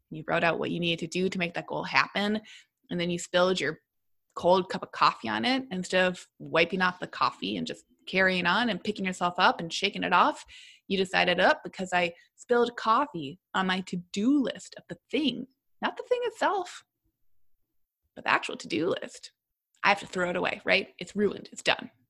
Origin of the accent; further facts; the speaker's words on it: Minnesota, United States; because also as a Minnesotan, you got to talk about the weather.